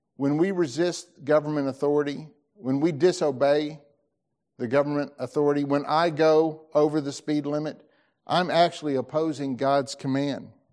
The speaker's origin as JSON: {"language": "English", "region": "Tennessee", "country": "United States", "said": "I'm an American, or I'm a Tennessean"}